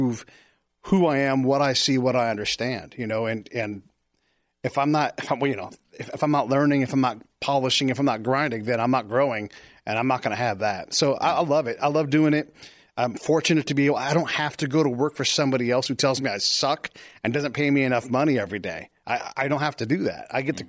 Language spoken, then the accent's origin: English; California, United States; also born or lived in Florida / Illinois